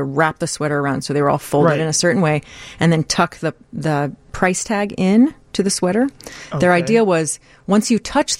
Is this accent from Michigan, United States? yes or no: no; Texas, United States; I grew up in Texas